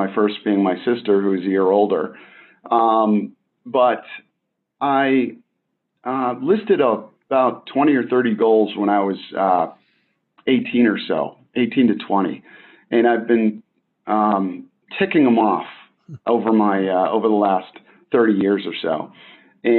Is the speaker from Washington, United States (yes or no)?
no; Boston, Massachusetts, United States; moved away; also born or lived in Maine / New York; I grew up in Boston